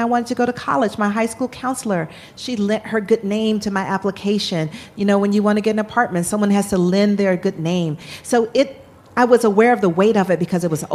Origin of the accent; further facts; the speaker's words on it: Georgia, United States; I'm born and raised in Georgia